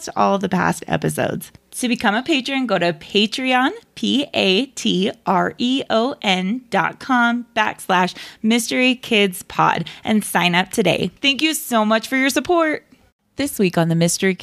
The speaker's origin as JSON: {"language": "English", "region": "Utah", "country": "United States", "said": "I'm from Utah"}